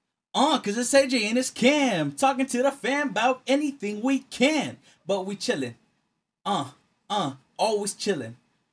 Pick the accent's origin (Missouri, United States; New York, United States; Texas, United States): Texas, United States; I'm from Texas.